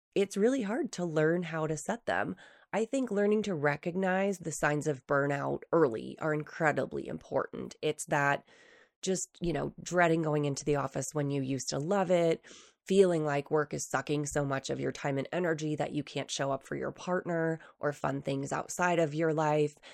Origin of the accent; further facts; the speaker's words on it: New Hampshire, United States; moved away as an adult; now in Utah, United States; when I first moved to Utah from New Hampshire, so I grew up in the East Coast